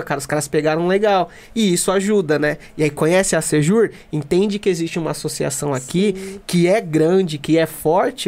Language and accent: Portuguese; Mogi das Cruzes, São Paulo, Brazil; eu sou de Jundiapeba